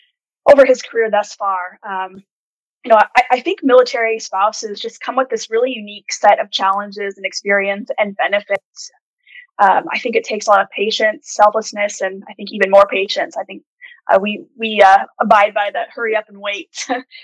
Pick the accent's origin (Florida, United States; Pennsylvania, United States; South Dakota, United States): South Dakota, United States; moved away as an adult; also born or lived in Alaska / Georgia / Colorado / Germany; now in South Korea; I'm from the Midwest, born and raised in South Dakota